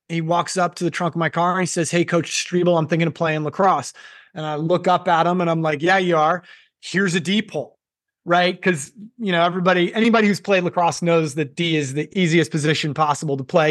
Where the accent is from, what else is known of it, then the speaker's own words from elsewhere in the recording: Massachusetts, United States; ten-year-old kid growing up in Massachusetts